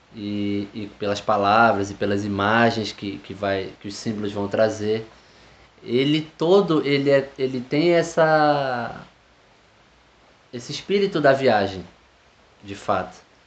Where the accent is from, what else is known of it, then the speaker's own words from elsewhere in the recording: Tucuruí, Pará, Brazil; also born or lived in Rio de Janeiro / Belém; Eu nasci no Rio de Janeiro, vivi até os oito anos lá e vim morar no, no interior do estado do Pará, em Tucuruí, onde eu passei o final da minha infância e adolescência.